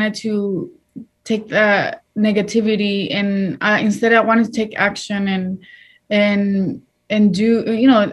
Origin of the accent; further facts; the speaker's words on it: Washington, United States; English is a second language; moved away as an adult; also born or lived in Watsonville, California / Mexico; now in Los Angeles, United States; And then at age nine, we moved to Washington State. That's where we pretty much, I lived there for my entire life